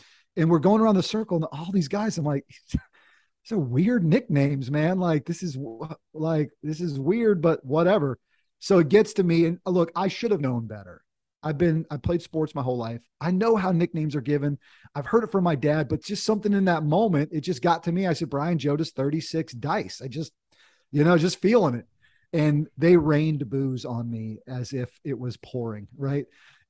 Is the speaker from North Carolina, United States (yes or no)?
yes; North Carolina, United States; also born or lived in Washington, D.C.; My dad was in the Air Force when we were kids, but sort of grew up in North Carolina, went to college down here, and had a chance to kind of come home in a sense.